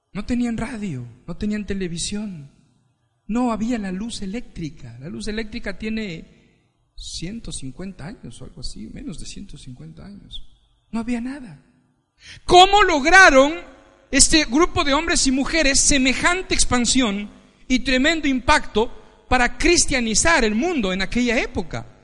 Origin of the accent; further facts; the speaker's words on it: Ecuador; moved away as an adult; now in Spain; Yo soy ecuatoriano Nací en el Ecuador